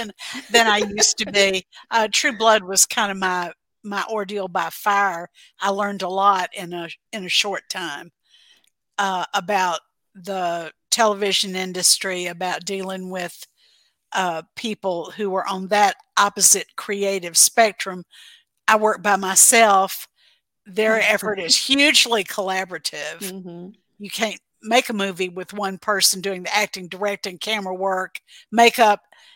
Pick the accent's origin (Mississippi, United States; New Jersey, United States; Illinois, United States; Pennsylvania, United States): Mississippi, United States; now in Texas, United States; I'm originally from Mississippi. I grew up in the Mississippi Delta, and I've never lived anywhere but the South.